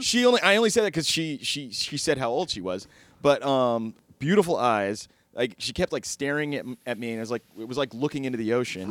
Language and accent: English; Texas, United States; I'm from Texas